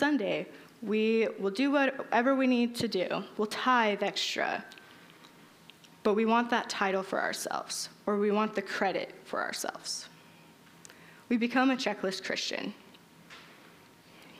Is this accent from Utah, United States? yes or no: yes; Utah, United States; growing up in Utah